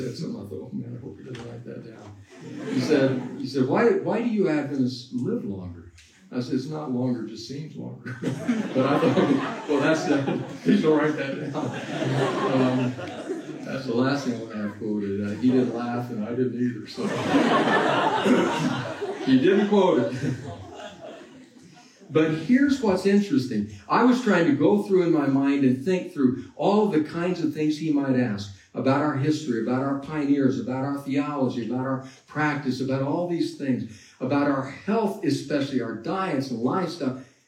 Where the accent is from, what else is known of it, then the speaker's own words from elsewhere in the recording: Texas, United States; also born or lived in Latin America; I grew up a vegetarian in Latin America and in Texas.